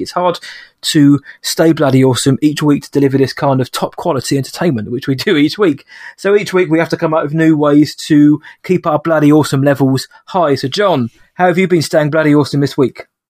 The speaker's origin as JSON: {"language": "English", "country": "United Kingdom", "said": "I'm a Brit."}